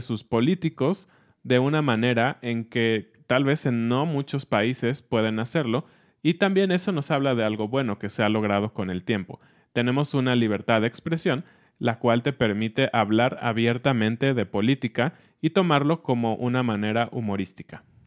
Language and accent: Spanish; Mexico; siendo mexicanos